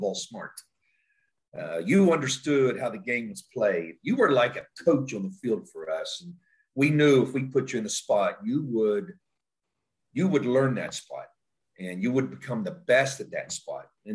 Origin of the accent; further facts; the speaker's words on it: Elkins, West Virginia, United States; moved away as an adult; now in Pataskala, United States; go back home to my hometown, Elkins, West Virginia